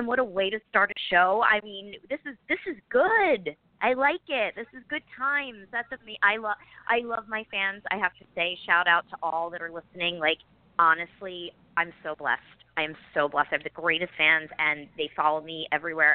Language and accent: English; Philadelphia, Pennsylvania, United States; moved away; I was born in South Philly and then grew up in the suburbs